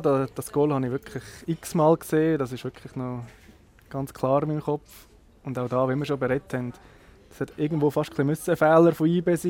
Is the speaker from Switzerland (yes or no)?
yes; Nidwalden, Switzerland; bei uns in Nidwalden hinten